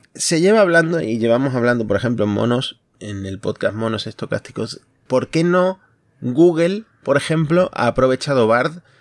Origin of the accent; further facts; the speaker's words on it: Concordia, Entre Ríos, Argentina; now in Spain; estoy en mi ciudad natal, Concordia